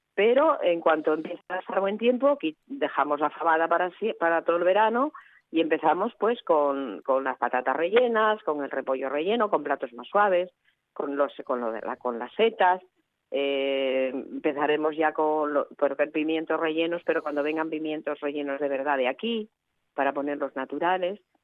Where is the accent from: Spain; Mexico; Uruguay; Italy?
Spain; Asturias; cuando salimos de Asturias